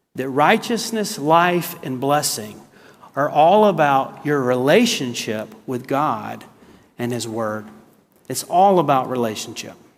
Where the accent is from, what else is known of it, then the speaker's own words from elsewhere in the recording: the South, United States; also born or lived in South Carolina / Texas; I'm from the South